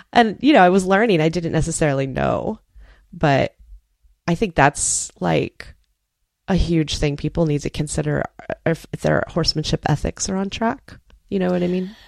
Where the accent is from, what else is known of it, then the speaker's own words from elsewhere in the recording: Space Coast, Florida, United States; also born or lived in Maryland; the county where I grew up over on the Space Coast